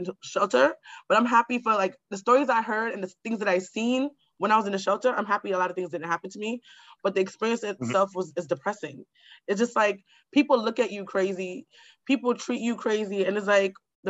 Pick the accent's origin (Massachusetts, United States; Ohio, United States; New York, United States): New York, United States; New York City; I grew up in Queens in a home and a house